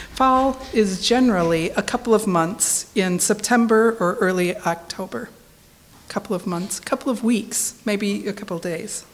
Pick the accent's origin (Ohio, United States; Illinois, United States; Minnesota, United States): Minnesota, United States; moved away; I'm originally from Minnesota